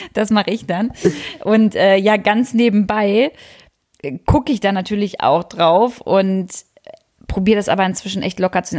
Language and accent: German; Wolfenbüttel, Lower Saxony, Germany; moved away; Ich komme übrigens aus der Jägermeisterstadt